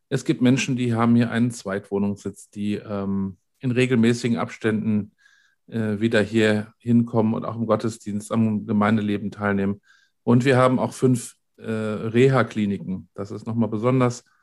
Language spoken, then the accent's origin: German; North Rhine-Westphalia, Germany; wir sind beide aus dem Ruhrgebiet und waren da auch tätig.